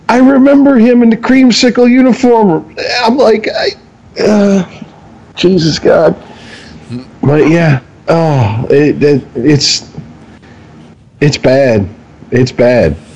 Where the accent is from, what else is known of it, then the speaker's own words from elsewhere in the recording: Detroit, Michigan, United States; I was raised. I was, I was raised in Southeast Detroit, so the middle of the Detroit River.